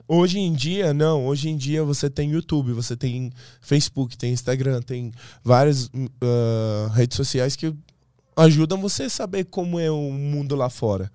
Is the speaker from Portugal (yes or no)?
no; Iran; Portuguese is a second language; moved away as an adult; now in Brazil; eu sou um persa